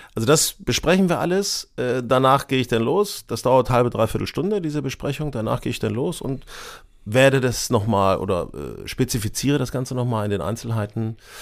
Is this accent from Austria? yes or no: no; a village near Hanover, Lower Saxony, Germany; now in Hamburg, Germany; ich bin auf dem Dorf aufgewachsen, äh, in der Nähe von Hannover